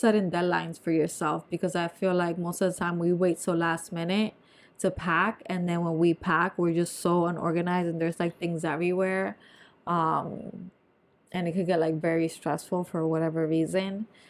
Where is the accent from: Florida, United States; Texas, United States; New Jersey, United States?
New Jersey, United States; I'm from North Jersey.